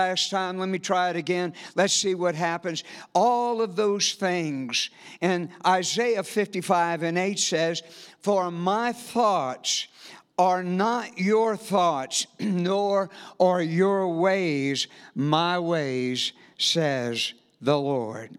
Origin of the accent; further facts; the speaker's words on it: South Louisiana, United States; moved away as an adult; And we are from South Louisiana. We moved here about 8 months ago.